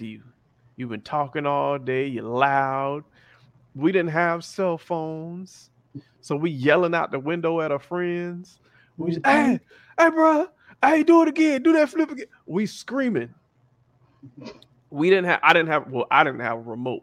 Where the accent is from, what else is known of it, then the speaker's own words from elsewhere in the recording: South Florida, United States; I grew up in Florida and it's hot all year